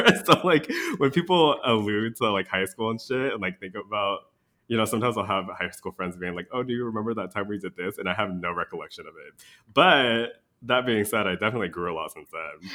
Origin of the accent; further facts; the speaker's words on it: DMV area, United States; moved away as an adult; now in Wisconsin, United States; we both hail from the D M V area.